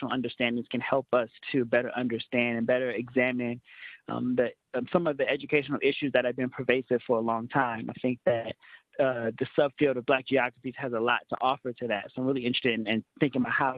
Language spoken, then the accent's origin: English; Chicago, Illinois, United States; I am from the South Side of Chicago, so a lot of my own upbringing was in inner city low income schools.